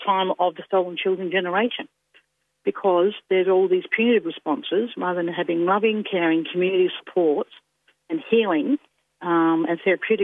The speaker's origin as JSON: {"language": "English", "area": "Yorke Peninsula", "region": "South Australia", "country": "Australia", "said": "I'm Narunga woman from South Australia. I'm of other people of the York Peninsula"}